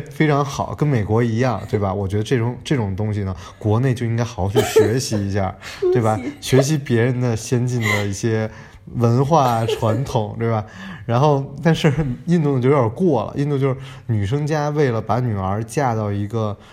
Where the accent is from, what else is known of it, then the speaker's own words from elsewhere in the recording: Beijing, China; moved away; 我在北京长大